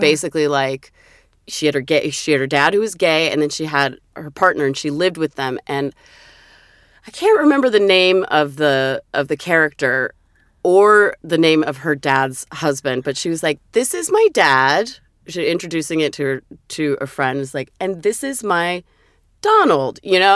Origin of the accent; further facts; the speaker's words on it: Vancouver, Washington, United States; also born or lived in Portland, Oregon / Brush Prairie, Washington; I was born in Portland, Oregon, and then when my mother remarried, Dad too, we moved to a city across the river. It's called Vancouver, but it's not Vancouver, British Columbia. It's Vancouver, Washington.